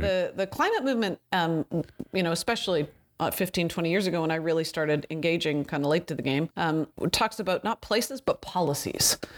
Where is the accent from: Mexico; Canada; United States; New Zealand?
Canada; I'm Canadian